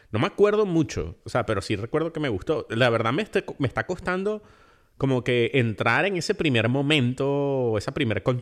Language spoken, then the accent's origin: Spanish; Germany; Y lo digo como alemán, ojo.